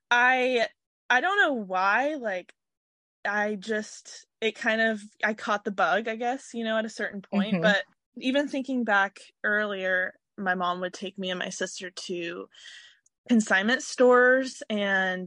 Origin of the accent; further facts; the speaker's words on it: Seattle, Washington, United States; I grew up in Washington my whole life. I grew up specifically in Seattle